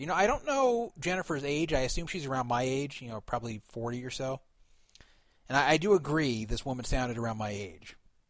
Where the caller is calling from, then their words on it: Nevada, United States; I'm actually calling from a secret location on the top of Mount Charleston near Las Vegas.